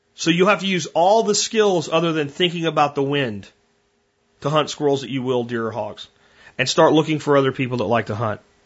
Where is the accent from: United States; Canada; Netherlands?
United States; Pennsylvania; moved away; Growing up in Pennsylvania